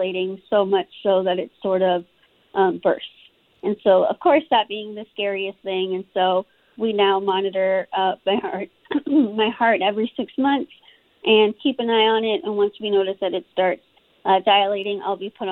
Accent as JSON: {"language": "English", "town": "Austin", "region": "Texas", "country": "United States", "tie": "born or raised there", "said": "I was born in Austin, Texas. I still live here now. I can't picture myself living anywhere else"}